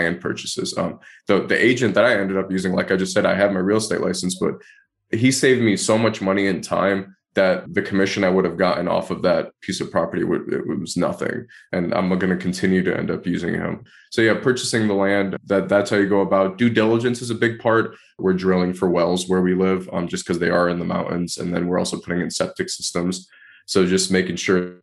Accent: Detroit, Michigan, United States; moved away; I grew up in Detroit, Michigan

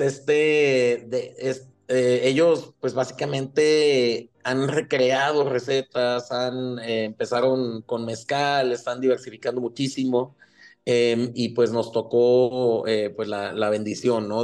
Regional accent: Chihuahua, Mexico; nací, crecí aquí en Chihuahua

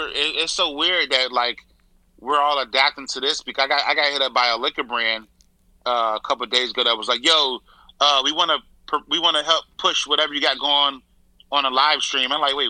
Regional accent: Chicago, Illinois, United States; my hometown.

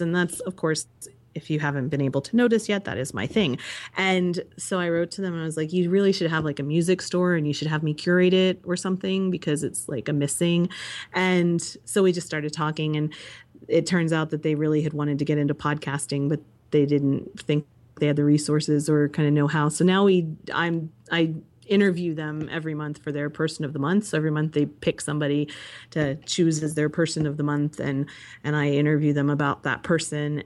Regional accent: United States; I grew up in Amish country

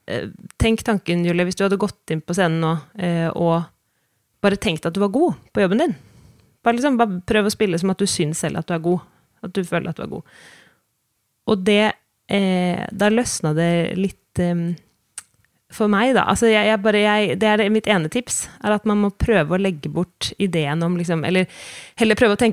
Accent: Sweden; now in Norway; som jeg kom fra Sverige, så følte jeg ganske lenge at jeg liksom hele tiden måtte bevise noe.

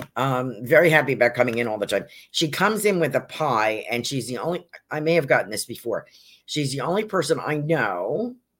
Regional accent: North Salem, New York, United States; now in Sarasota, United States; when I was growing up in North Salem, New York

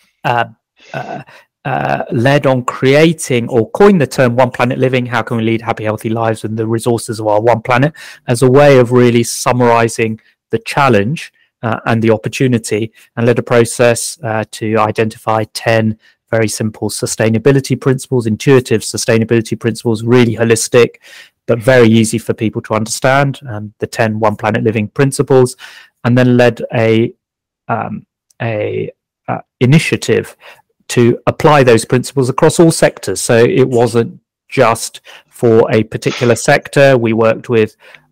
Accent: Kingston upon Thames, London, United Kingdom; also born or lived in Malawi / India; now in Brighton, United Kingdom; I did all my schooling in the UK, brought up in Kingston upon Thames in South London

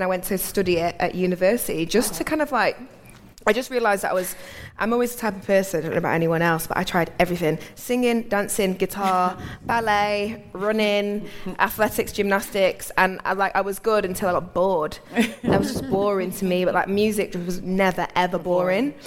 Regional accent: Manchester, North West England, United Kingdom; moved away as an adult; now in London, United Kingdom; I'm originally from Manchester, which is probably why I've got a funny accent to some people that are listening

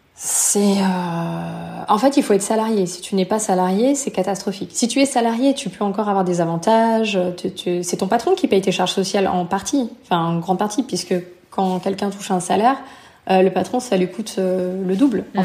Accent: France; moved away as an adult; also born or lived in Canada / United States / Belgium / Malta; je suis française. J'ai vécu ensuite au Canada.

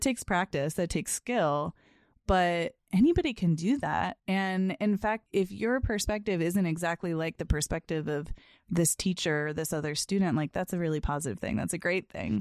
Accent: Boston, Massachusetts, United States; also born or lived in Chicago; I grew up in the Boston area

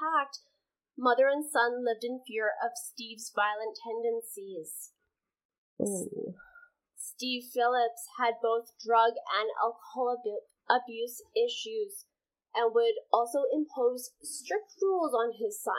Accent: Canada; we are Canadian

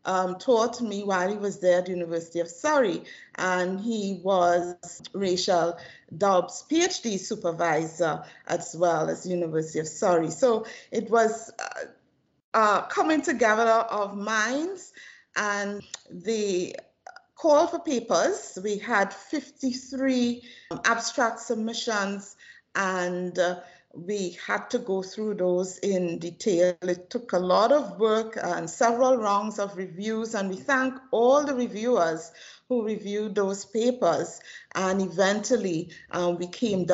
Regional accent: Trinidad & Tobago; I am originally from Trinidad and Tobago, the most southern isles of the Caribbean archipelago

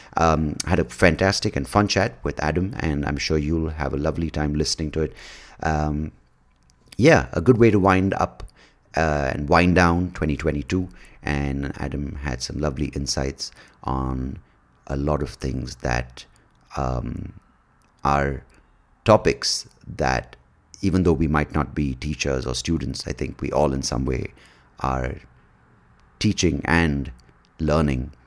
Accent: India; we are one point two billion people

